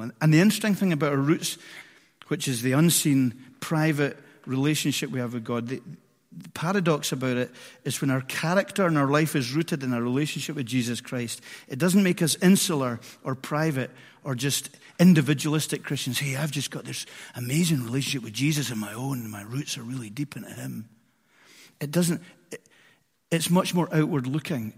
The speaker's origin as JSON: {"language": "English", "town": "Edinburgh", "region": "Scotland", "country": "United Kingdom", "tie": "born or raised there", "said": "I grew up in Edinburgh and grew up in, in a mansion"}